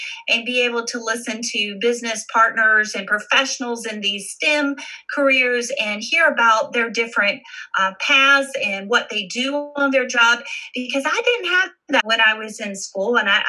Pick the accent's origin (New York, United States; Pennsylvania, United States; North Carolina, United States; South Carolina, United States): North Carolina, United States; Wilmington; I am a military child, so I lived in different places within the United States. Of course, my hometown is Wilmington, North Carolina